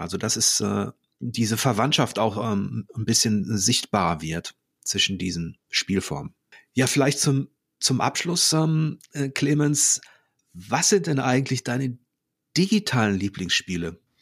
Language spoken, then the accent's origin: German; Ruhr area, North Rhine-Westphalia, Germany; now in Hamburg, Germany; ich komme ja aus dem Ruhrgebiet, bin da, äh, bin da geboren